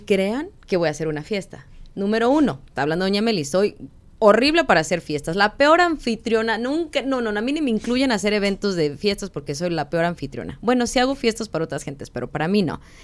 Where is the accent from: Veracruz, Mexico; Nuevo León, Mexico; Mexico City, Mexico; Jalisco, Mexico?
Jalisco, Mexico; Guadalajara; moved away as an adult; now in Arizona, United States; somos de Guadalajara, estamos en Arizona. La mayoría de mexicanos aquí son del norte y hablamos diferente